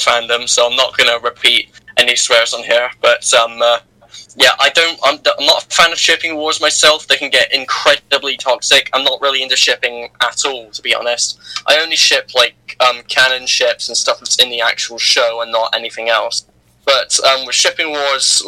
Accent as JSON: {"language": "English", "country": "United Kingdom", "said": "I'm the British person"}